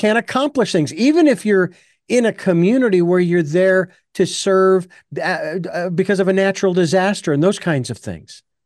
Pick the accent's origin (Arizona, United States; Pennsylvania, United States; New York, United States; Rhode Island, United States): Arizona, United States; Phoenix; I'm originally from Phoenix